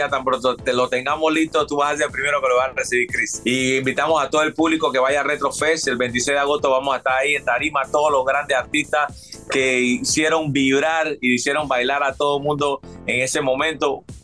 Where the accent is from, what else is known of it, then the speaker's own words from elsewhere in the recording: Panama; moved away; Yo tengo, yo me fui de Panamá en el 98